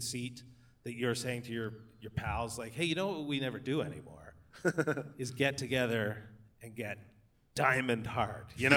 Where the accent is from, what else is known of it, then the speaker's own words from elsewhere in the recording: Calgary, Alberta, Canada; I lived in Calgary, born and raised in Calgary